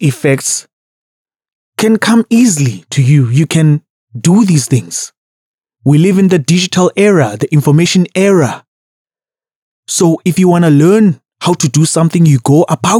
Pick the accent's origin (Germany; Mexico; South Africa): South Africa; as a South African